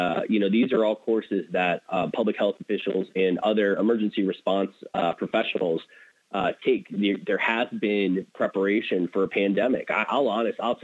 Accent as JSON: {"language": "English", "town": "Erie", "region": "Pennsylvania", "country": "United States", "tie": "born or raised there", "moved": "yes", "lives_now": "Toledo, United States", "said": "I grew up in Erie, Pennsylvania."}